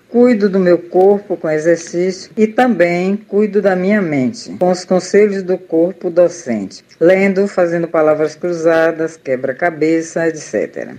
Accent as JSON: {"language": "Portuguese", "town": "Salvador", "region": "Bahia", "country": "Brazil", "said": "sou de Salvador, moro no bairro do Cabula."}